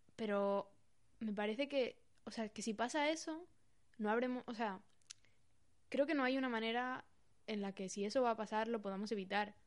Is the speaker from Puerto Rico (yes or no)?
no; Pamplona, Navarre, Spain; soy de Pamplona